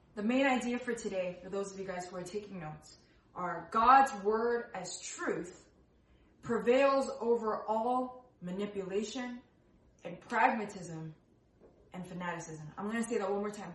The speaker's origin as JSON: {"language": "English", "region": "New Jersey", "country": "United States", "tie": "born or raised there", "said": "I was born in New Jersey. I am born and raised in the states"}